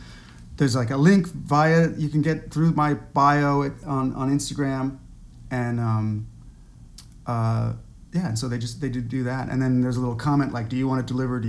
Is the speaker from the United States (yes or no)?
no; Netherlands; I have. Yeah. I was partly raised in the Netherlands, where biking is just this kind of like